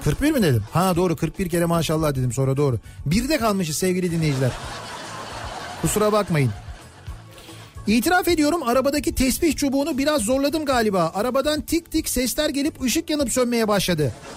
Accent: Kocamustafapaşa, Istanbul, Turkey; biz de Paşalıyız. 80'li yıllarda Paşa'daydık büyüdük.

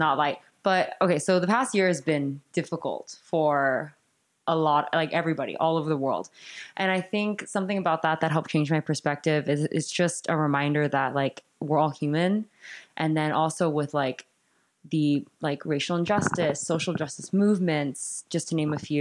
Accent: Cerritos, California, United States; I'm from Cerritos in California

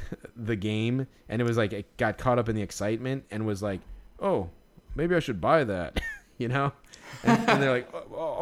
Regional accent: Chicago, Illinois, United States; as a Chicagoan

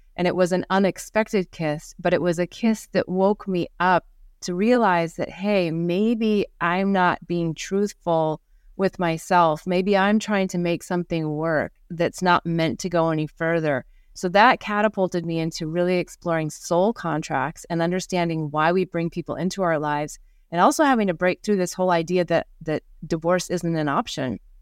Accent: Midwest of America, United States; moved away; also born or lived in New York / Costa Rica / Singapore / India; growing up in the Midwest of America

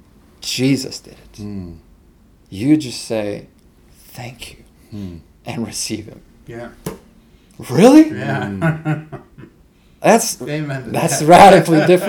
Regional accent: Veles, North Macedonia; So I was actually born in Socialist Republic of Macedonia. And my town, my hometown, was called Titov Veles.

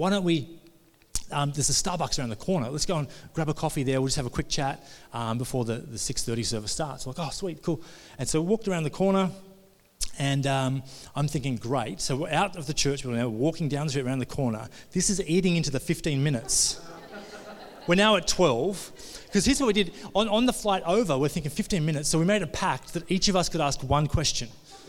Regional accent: Australia; We come all the way from Australia, John, and he's just walking us around the streets.

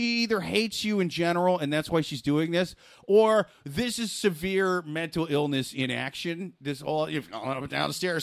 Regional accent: Iowa, United States; now in New York, United States; went from New York to my home state of Iowa to get married

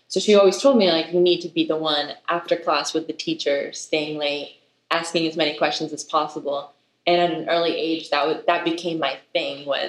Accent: United States; also born or lived in Israel; I was born in Israel and my mom and I moved to America when I was 6 years old.

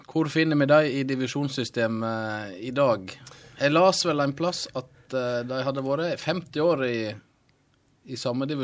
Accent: small village near Leksand, Dalarna County, Sweden; Norwegian is a second language; moved away as an adult; now in Norway; jeg vokste opp i lita, lita bygd.

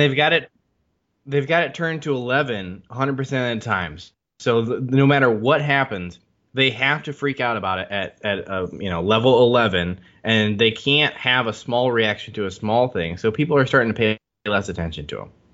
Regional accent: Michigan, United States; my hometown

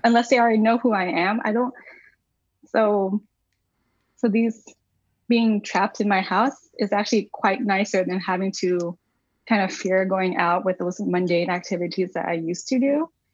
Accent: Arkansas, United States; now in Watertown, United States; I was born and raised in Arkansas

